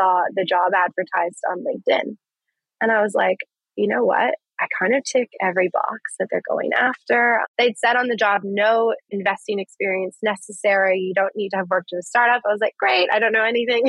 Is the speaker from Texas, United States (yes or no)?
yes; Dallas, Texas, United States; moved away as an adult; also born or lived in Los Angeles, California; now in Brisbane, Australia; I'm from Dallas, Texas originally